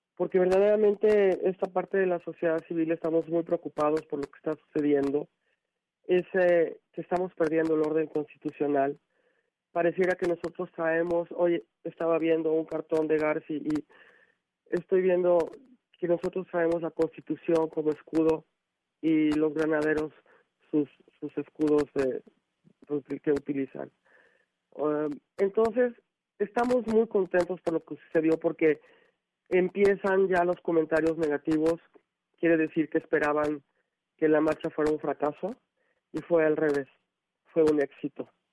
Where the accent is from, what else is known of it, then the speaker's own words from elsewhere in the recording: Mexico; Somos verdaderamente los mexicanos